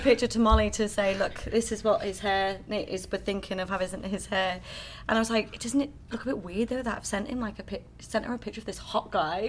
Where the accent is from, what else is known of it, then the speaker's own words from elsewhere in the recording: Liverpool, North West England, United Kingdom; moved away as an adult; now in Las Vegas, United States; I'm from Liverpool